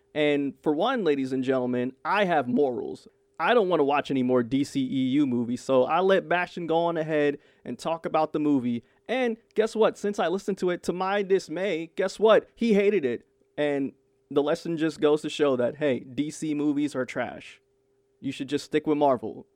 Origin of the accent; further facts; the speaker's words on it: New York City, New York, United States; I grew up in Brooklyn, you know, just predominantly black neighborhood, predominantly Caribbean area, too.